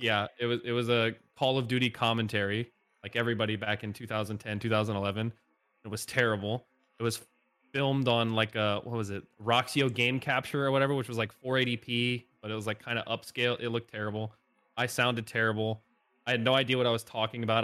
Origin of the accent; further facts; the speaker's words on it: Northeast Indiana, United States; moved away as an adult; now in Nashville, United States; I grew up in Northeast Indiana, pretty much the middle of nowhere, small town.